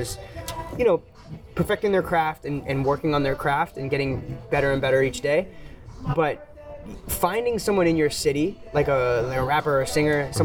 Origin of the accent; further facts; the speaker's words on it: Boston, Massachusetts, United States; now in San Francisco Bay Area, United States; I'm from the Bay, right? And before that, I'm from Boston